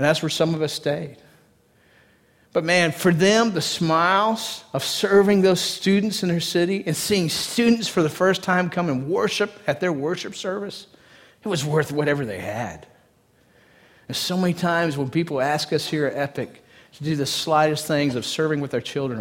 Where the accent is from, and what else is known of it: East Texas, United States; born or raised there